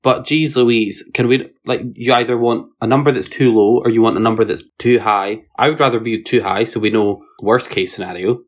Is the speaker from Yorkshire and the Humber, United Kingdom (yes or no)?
no; Edinburgh, Scotland, United Kingdom; are you from Edinburgh? And I was like, Yes.